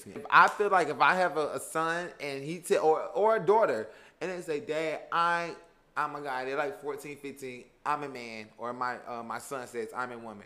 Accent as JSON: {"language": "English", "region": "the South", "country": "United States", "tie": "born or raised there", "said": "I grew up in the South"}